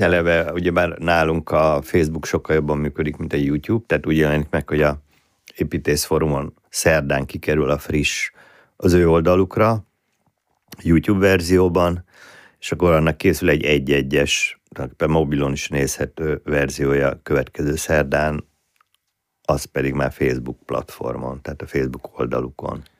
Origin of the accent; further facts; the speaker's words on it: Budapest, Hungary; Budai gyerek vagyok, elég furcsa konstrukció vagyok, budai proli gyerek